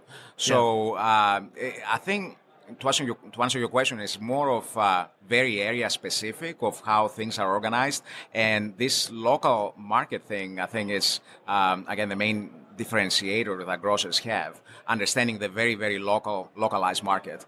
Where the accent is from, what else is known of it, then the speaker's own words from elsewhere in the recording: Greece; moved away as an adult; I'm actually coming from Greece. I moved here many years ago